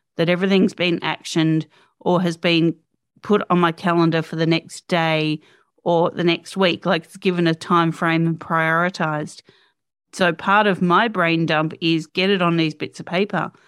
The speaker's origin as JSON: {"language": "English", "country": "Australia", "said": "as an Aussie"}